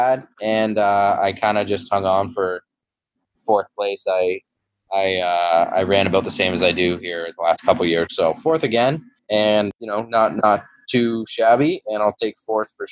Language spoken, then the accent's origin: English; Belleville, Ontario, Canada; I did this local Kids of Steel triathlon in my hometown, Belleville